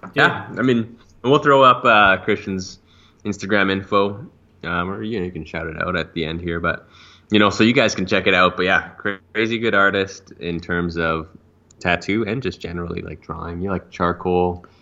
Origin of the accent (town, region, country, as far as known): Calgary, Alberta, Canada; born or raised there